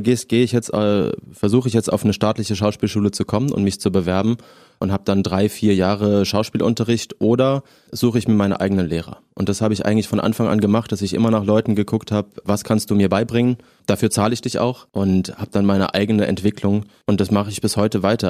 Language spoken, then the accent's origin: German; Southern Germany, Germany; now in Berlin, Germany; Eine aus Süddeutschland, da komme ich her